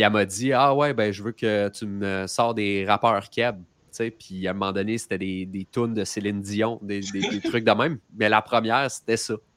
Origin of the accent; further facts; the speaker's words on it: Quebec, Canada; quand on est québécois